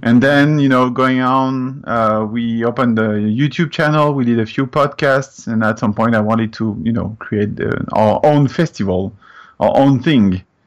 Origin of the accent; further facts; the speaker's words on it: France; English is a second language; moved away as an adult; now in Canada; as you can hear, I'm coming from France